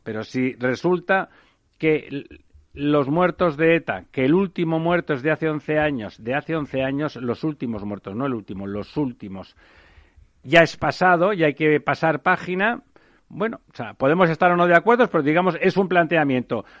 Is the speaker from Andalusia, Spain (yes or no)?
no; Catalonia, Spain; yo soy catalán